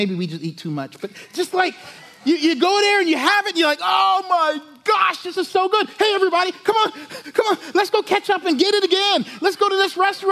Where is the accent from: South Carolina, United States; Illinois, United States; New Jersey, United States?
South Carolina, United States; moved away; I'm from South Carolina